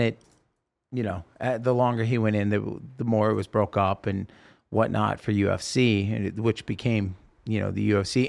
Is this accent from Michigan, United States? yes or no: no; Salem, Oregon, United States; growing up in Salem, Oregon, we had the, the fairgrounds.